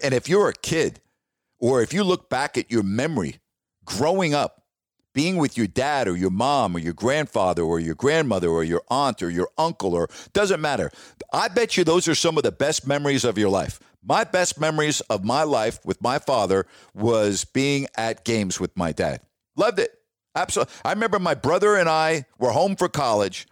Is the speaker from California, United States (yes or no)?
no; New York, United States; moved away as an adult; also born or lived in Toledo / Sacramento; I'm from New York